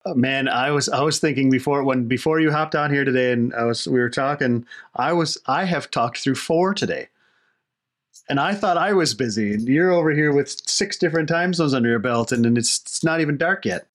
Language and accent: English; Wisconsin, United States; moved away; I'm from Wisconsin originally.